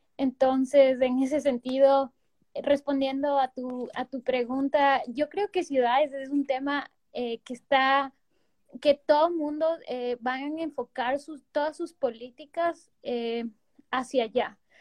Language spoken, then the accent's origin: Spanish; Quito, Pichincha, Ecuador; nosotros como quiteños